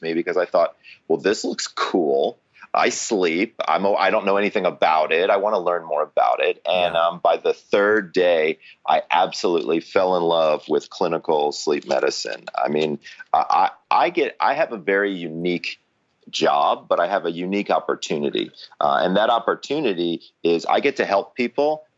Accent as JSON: {"language": "English", "town": "Atlanta", "region": "Georgia", "country": "United States", "said": "I'm originally from Atlanta"}